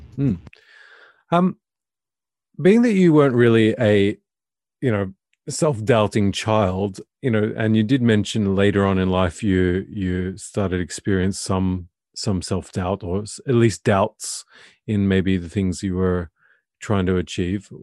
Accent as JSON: {"language": "English", "country": "Australia", "moved": "as an adult", "lives_now": "Norway", "said": "I'm Australian and I'm living in Norway of all places"}